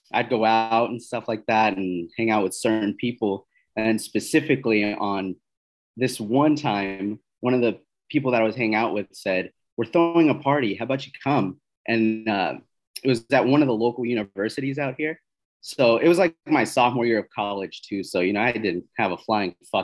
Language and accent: English; East Coast, United States; moved away as an adult; now in Southern California, United States; I'm originally from the East Coast.